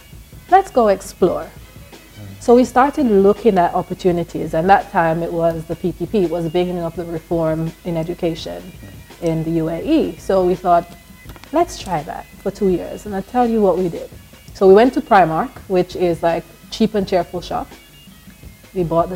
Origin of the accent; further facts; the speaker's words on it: United Kingdom; moved away; also born or lived in Jamaica / Tottenham, London; I am British Jamaican, Yardie.